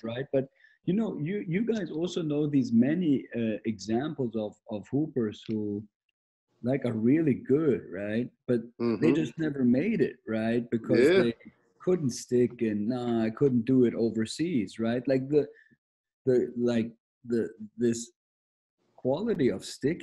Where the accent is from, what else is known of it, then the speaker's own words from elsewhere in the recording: Germany; moved away as an adult; I'm Austrian and my mother is British, but I grew up in Germany, so I am from Germany.